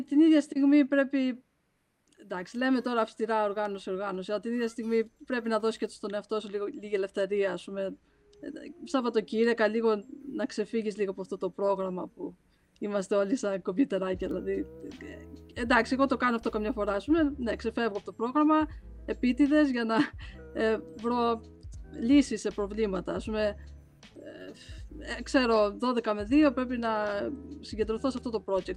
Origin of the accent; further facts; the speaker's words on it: Crete, Greece; μεγαλώσαμε στην Κρήτη